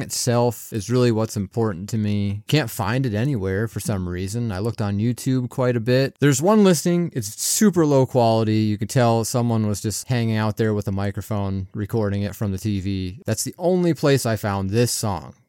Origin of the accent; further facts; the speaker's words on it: Pennsylvania, United States; I'm from Pennsylvania